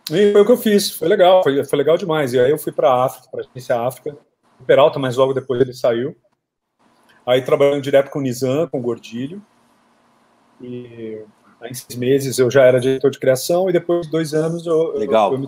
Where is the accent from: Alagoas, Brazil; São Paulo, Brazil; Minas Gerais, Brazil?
São Paulo, Brazil; São José do Rio Preto; moved away; also born or lived in Lisbon, Portugal; Eu sou do interior de São Paulo, de São José do Rio Preto, que é aí pertinho, né, de Araçatuba. E fui direto para Lisboa. Aí em Lisboa fiquei cinco anos.